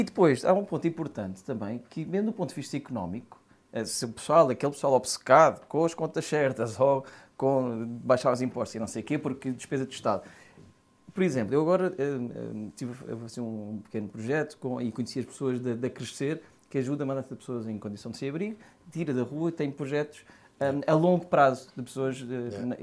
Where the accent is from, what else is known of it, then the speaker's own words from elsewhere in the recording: Palmela, Setúbal, Portugal; Palmela, eu sou dos Loureiros